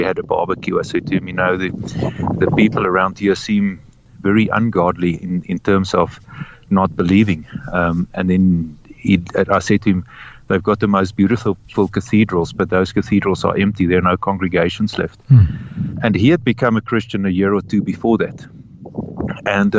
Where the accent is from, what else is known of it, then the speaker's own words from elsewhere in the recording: Free State, South Africa; I grew up in the Free State in South Africa